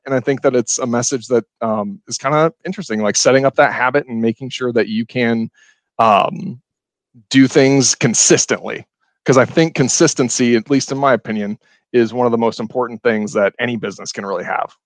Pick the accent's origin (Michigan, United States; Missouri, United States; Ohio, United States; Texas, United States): Ohio, United States; now in Madison, United States; I'm from Ohio originally, but moving up here